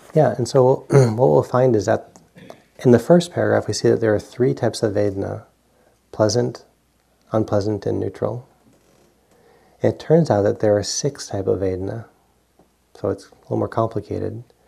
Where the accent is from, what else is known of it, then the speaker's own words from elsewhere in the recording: Providence, Rhode Island, United States; moved away; I grew up in Providence, Rhode Island, and we you know get three feet of snow every now and then